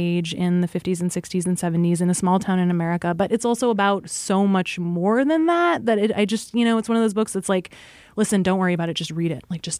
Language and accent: English; Fairbanks, Alaska, United States; growing up in Fairbanks, Alaska